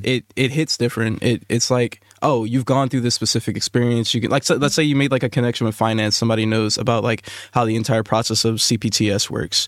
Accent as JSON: {"language": "English", "town": "New Orleans", "region": "Louisiana", "country": "United States", "also_born_or_lived": "Texas", "moved": "yes", "said": "I'm from New Orleans, uh, Louisiana. Uh, moved around a little bit after Katrina"}